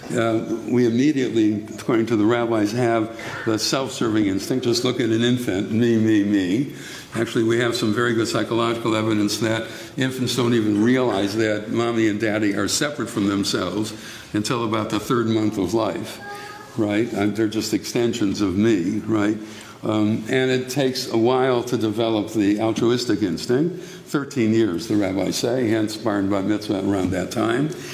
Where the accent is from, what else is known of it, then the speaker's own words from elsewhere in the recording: United States; we as American Jews